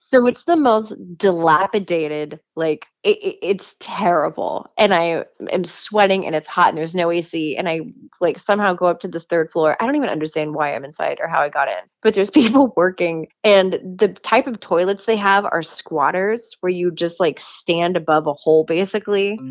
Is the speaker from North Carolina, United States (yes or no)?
no; Jerseyville, Illinois, United States; moved away; I am from Jerseyville, Illinois, which is a tiny little agriculture town like an hour north of St. Louis